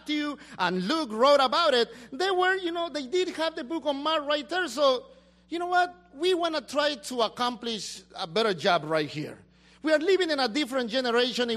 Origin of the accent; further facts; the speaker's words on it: Peru; now in United States; I go back to my country